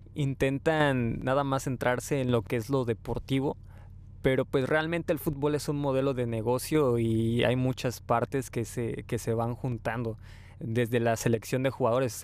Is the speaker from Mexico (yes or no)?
yes; Mexico; nosotros como buenos mexicanos